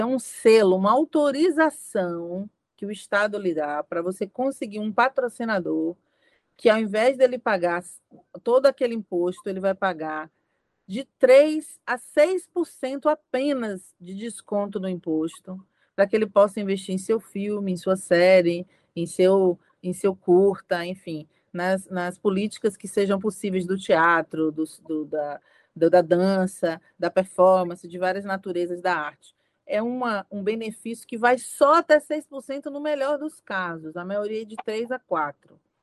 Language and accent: Portuguese; Brazil; Todos nós aqui somos brasileiros